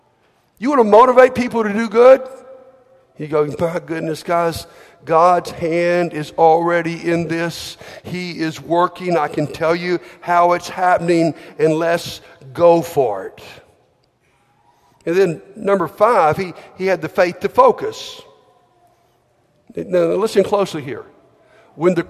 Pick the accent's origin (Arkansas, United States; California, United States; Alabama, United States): Alabama, United States; I'm from Alabama